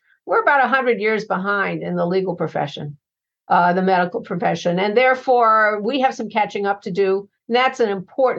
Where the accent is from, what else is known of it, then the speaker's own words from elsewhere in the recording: Chicago, Illinois, United States; works globally, but also in my hometown of Chicago.